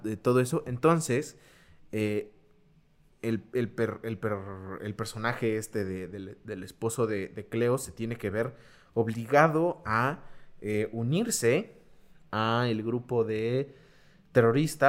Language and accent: Spanish; Mexico; somos los mexicanos